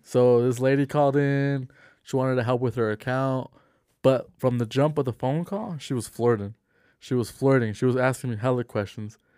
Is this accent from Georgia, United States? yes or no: no; Salt Lake City, Utah, United States; I'm from Salt Lake City. We're out here in Salt Lake City